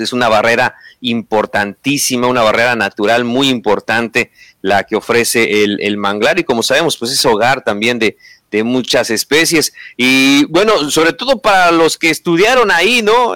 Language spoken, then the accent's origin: Spanish; Mexico; como mexicanos